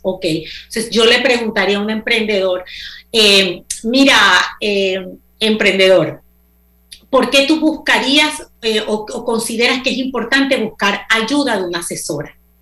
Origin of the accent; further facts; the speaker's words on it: Panama; moved away as an adult; also born or lived in United States; yo soy panameña